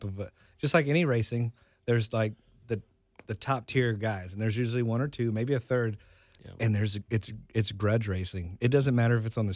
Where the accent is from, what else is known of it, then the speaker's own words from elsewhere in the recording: Millington, Tennessee, United States; I grew up in Millington. One of my favorite memories of growing up in Millington is Memphis Motorsports Park